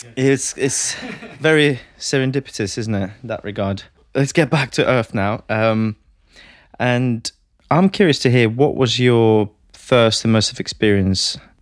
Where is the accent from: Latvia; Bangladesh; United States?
Latvia; moved away as an adult; now in United Kingdom; I'm originally from Latvia.